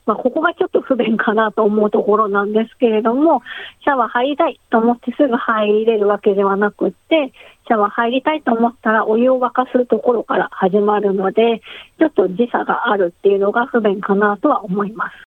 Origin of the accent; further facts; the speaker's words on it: Tokyo, Japan; moved away as an adult; now in Australia; 私自身は東京出身で、全然アウトドアも無縁で、えー、育ってきて